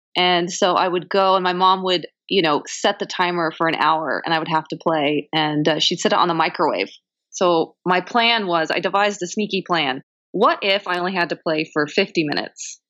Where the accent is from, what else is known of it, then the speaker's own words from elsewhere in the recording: Long Beach, California, United States; Originally, I'm from the West Coast. Originally, I'm from Long Beach, uh, Southern California.